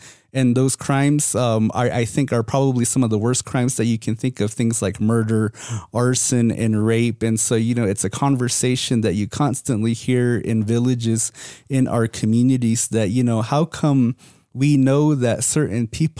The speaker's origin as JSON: {"language": "English", "town": "Moenkopi", "region": "Arizona", "country": "United States", "said": "Me being from Munqapi, I know all too well about those jurisdictional issues."}